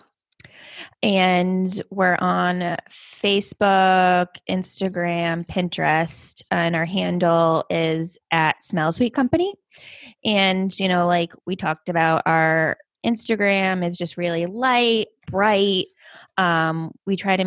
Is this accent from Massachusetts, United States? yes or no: yes; Cape Cod, Massachusetts, United States; I grew up on Cape Cod, so it's like a little beach town down in the coast of Mass